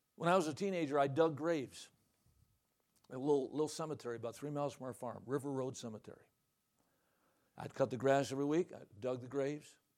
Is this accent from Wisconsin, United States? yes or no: yes; Watertown, Wisconsin, United States; I was raised in Watertown, Wisconsin.